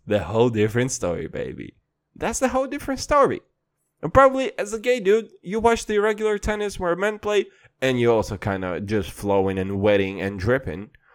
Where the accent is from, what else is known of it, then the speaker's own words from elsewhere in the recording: Kazakhstan; I'm from Kazakhstan